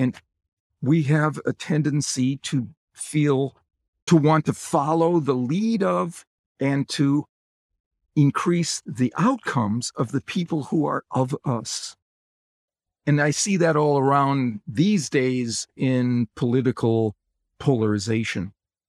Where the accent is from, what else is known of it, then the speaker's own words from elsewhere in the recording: Wisconsin, United States; I grew up in Wisconsin, and the NFL team associated with Wisconsin is the Green Bay Packers.